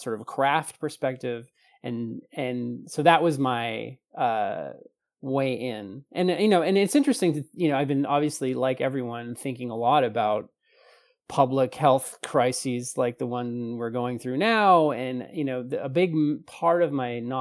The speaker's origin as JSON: {"language": "English", "country": "Canada", "said": "being a Canadian"}